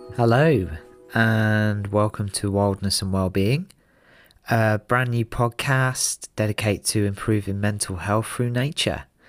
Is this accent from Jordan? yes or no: no; London, United Kingdom; I'm originally from North London